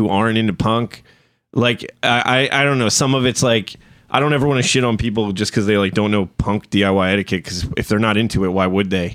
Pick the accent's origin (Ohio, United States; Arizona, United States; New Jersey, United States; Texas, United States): New Jersey, United States; I'm from New Jersey